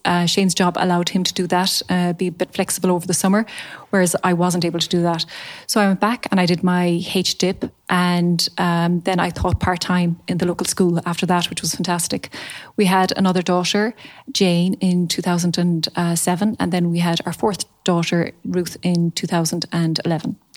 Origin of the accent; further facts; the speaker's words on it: Charleville, Munster, Ireland; also born or lived in Limerick / Dublin / Waterford; I am from Charleville, County Cork. I grew up here